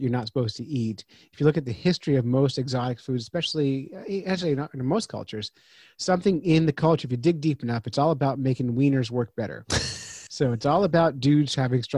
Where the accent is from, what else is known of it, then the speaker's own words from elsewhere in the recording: United States; I'm American